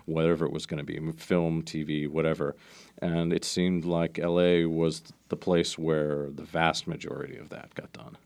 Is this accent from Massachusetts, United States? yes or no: no; Maryland, United States; I grew up in Maryland outside of D C.